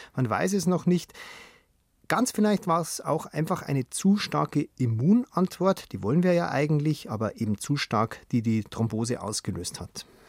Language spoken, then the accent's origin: German; Germany; bei uns in Deutschland